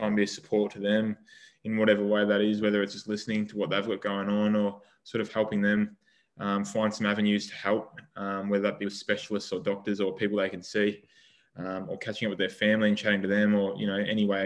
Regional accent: Geelong, Victoria, Australia; I grew up in Geelong

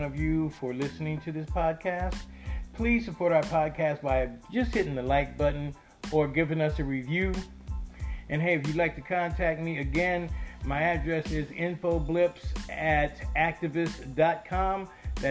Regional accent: United States; I'm from America, the country that can't get testing of a virus

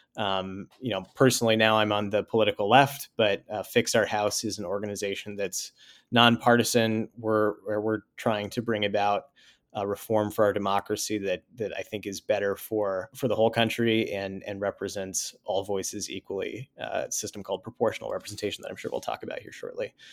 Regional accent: Sioux Falls, South Dakota, United States; moved away as an adult; also born or lived in Virginia; I grew up in, uh, Sioux Falls, South Dakota, uh, spent the first eighteen years of my life there

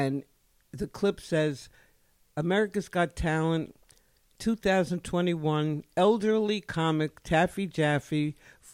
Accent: New York City, New York, United States; I grew up in the Bronx

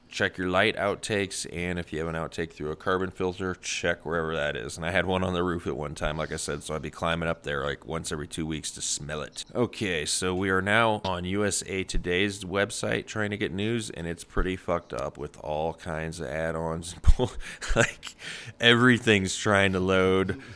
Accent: Midwest, United States; I'm from the Midwest

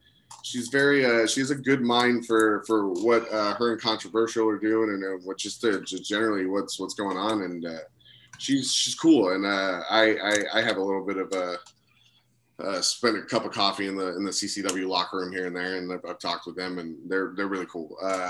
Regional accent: Florida, United States; We grew up in Florida

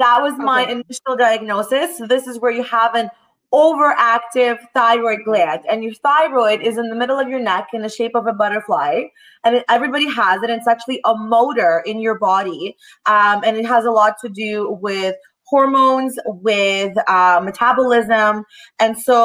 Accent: Toronto, Ontario, Canada; also born or lived in Russia; I was born in Russia. I'm an only child. And at the age of 9, my dad decided to move my mom and I to Toronto, Canada

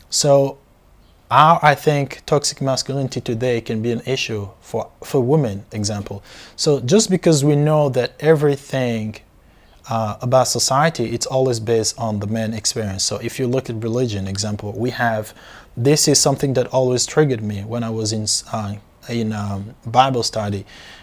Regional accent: DR Congo; So I grew up in Africa, born and raised in Africa, in Central Africa

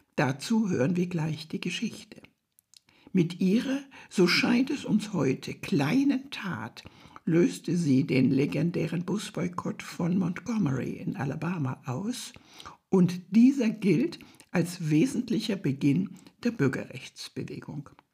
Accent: Germany; Ich bin weiß und lebe hier in Deutschland als Teil einer komfortablen Mehrheit

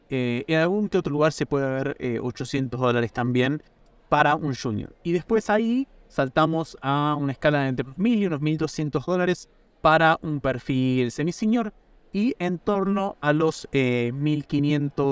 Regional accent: Argentina; now in Italy; yo en este momento estoy en Italia, trabajo por una empresa americana, soy argentino, podemos ganar en múltiples monedas.

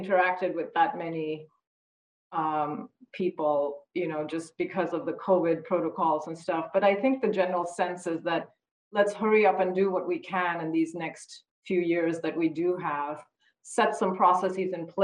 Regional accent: India; now in Hawaii, United States; As an Indian mom

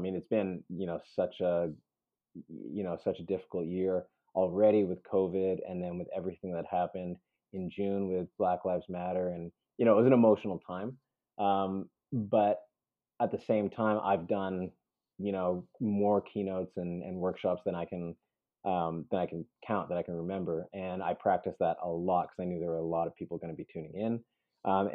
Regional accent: Canada; also born or lived in Peru; I was born in Peru. And so I came to Canada as a baby

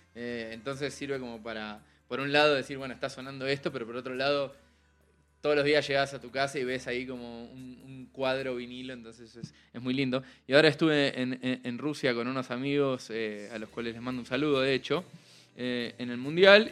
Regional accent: Argentina; accent: sutilmente sureño (Argentine); now in Mexico City, Mexico; una bandita argentina, ya que habrán notado que tengo un acento sutilmente sureño

